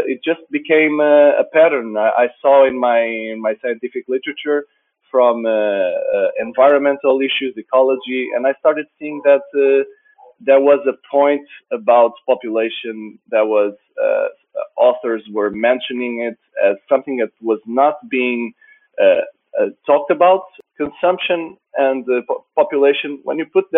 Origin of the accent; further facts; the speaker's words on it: Portugal; I'm from Portugal.